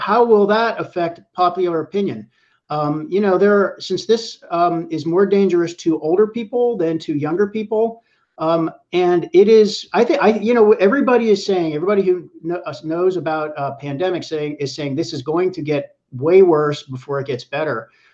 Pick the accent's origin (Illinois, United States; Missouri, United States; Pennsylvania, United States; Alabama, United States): Pennsylvania, United States; Pittsburgh; now in New York, United States; I'm from Pittsburgh, which is flyover country. I, I grew up there and I still have family there